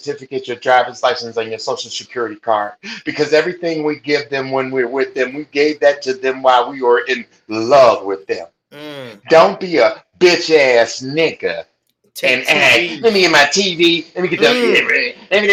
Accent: Chicago, Illinois, United States; also born or lived in Minneapolis, Minnesota; now in California, United States; Born and raised in the Four Seasons in Chicago

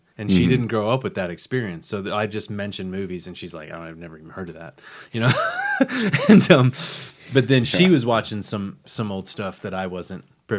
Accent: Los Angeles, California, United States; born there; I don't know if you know this, but I was born in Los Angeles.

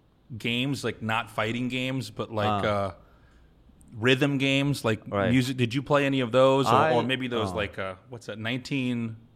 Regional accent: Kansas City, United States; born or raised there; moved away as an adult; also born or lived in Korea; now in South Korea

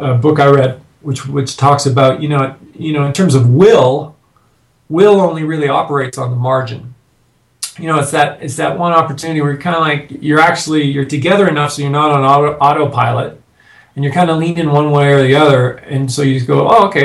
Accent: Canada; now in United States; I'm a Canadian living in the States now.

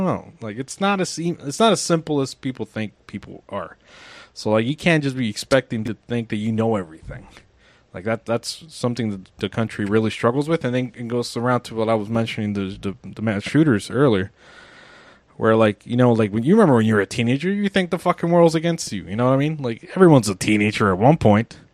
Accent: United States; I'm an American

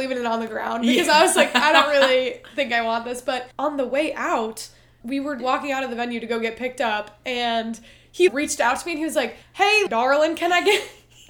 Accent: Cleveland, Ohio, United States; he goes, well, where are you from? And I said, Cleveland.

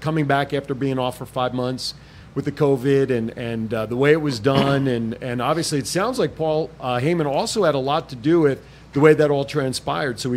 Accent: New Jersey, United States; I'm from Jersey

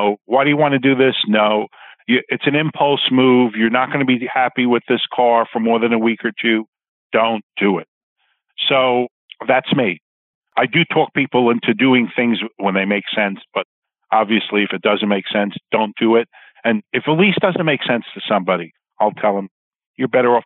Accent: New York City, New York, United States; I was a young boy growing up in Queens

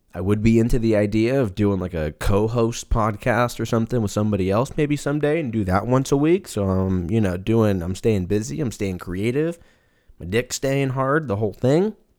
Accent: California, United States; moved away as an adult; also born or lived in Seattle; now in Texas, United States; I was born and raised in California

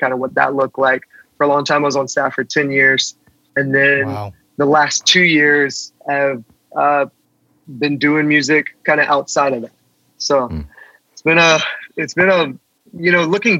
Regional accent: South Carolina, United States; I grew up in the church in South Carolina.

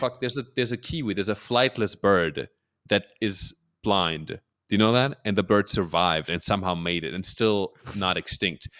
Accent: Germany; moved away as an adult; also born or lived in Peru / New York City, United States; now in Los Angeles, United States; Born and raised in Germany

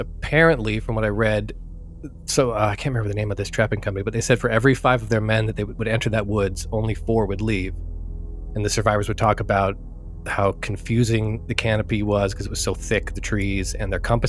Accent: Ogden, Utah, United States; Utah, northern Utah, near Salt Lake. In a town called Ogden.

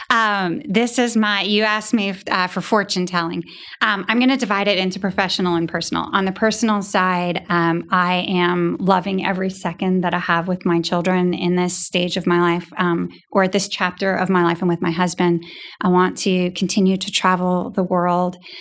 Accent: New Hampshire, United States; a little girl growing up in New Hampshire

